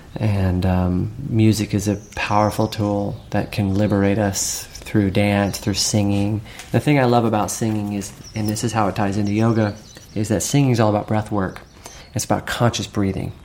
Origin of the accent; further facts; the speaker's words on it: Virginia, United States; growing up in Virginia